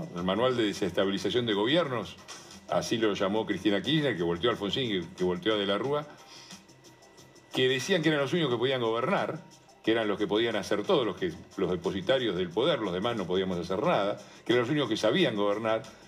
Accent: Avellaneda, Buenos Aires Province, Argentina; moved away; Mi, historia empieza en Avellaneda, en Piñeiro, en un barrio obrero. Eh, éramos siete primos hermanos

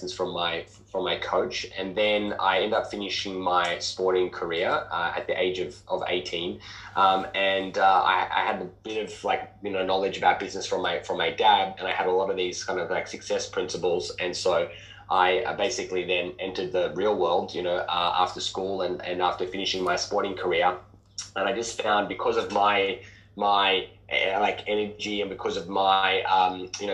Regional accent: Sydney, New South Wales, Australia; I grew up in Western Sydney, a working class family

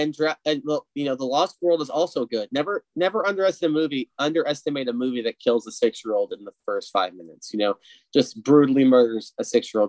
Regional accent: United States; Hey, I'm American.

